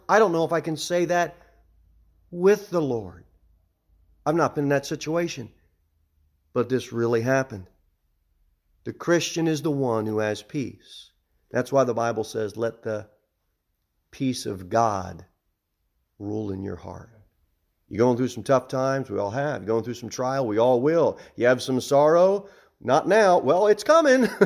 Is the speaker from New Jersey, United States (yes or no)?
yes; New Jersey, United States; moved away; I'm from, I'm from New Jersey